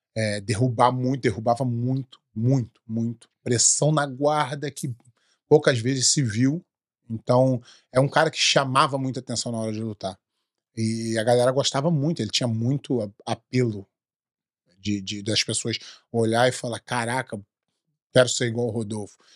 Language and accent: Portuguese; Brazil; sou brasileiro